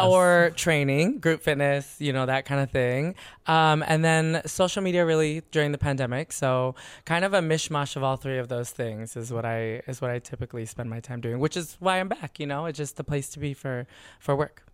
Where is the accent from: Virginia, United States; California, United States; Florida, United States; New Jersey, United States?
California, United States; San Diego; also born or lived in San Francisco; now in Los Angeles, United States; California, born and raised. I grew up in San